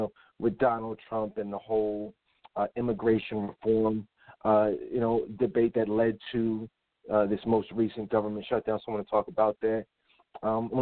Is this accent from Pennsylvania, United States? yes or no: yes; Philadelphia, Pennsylvania, United States; I'm from Philly